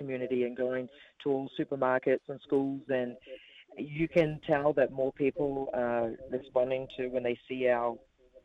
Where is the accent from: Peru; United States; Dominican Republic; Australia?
Australia; moved away as an adult; now in New Zealand; growing up in Australia